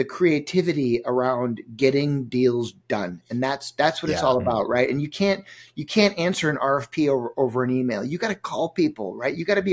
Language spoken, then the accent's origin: English; Minneapolis, Minnesota, United States; my hometown here where I live in Minneapolis